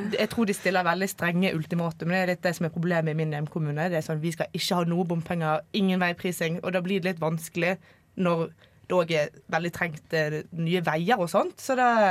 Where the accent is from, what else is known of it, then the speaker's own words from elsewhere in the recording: near Bergen, Vestland, Norway; Jeg er fra et uh, lite tettsted utenfor Bergen